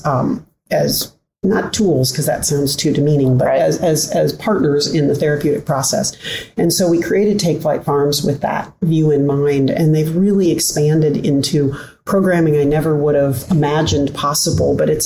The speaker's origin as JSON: {"language": "English", "town": "Omaha", "region": "Nebraska", "country": "United States", "tie": "born or raised there", "also_born_or_lived": "California", "said": "I'm born and raised in Omaha, Nebraska, had prodigal years in graduate and undergrad in California"}